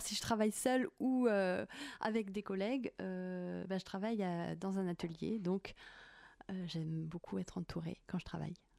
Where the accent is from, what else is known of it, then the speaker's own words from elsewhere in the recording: Haute-Savoie, Auvergne-Rhône-Alpes, France; j'ai grandi à la montagne, donc j'ai une affection euh, toute particulière à la montagne. Je suis née en Haute-Savoie